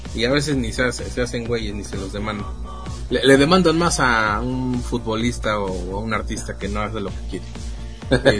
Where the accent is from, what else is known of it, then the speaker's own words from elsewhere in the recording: Mexico; siendo mexicano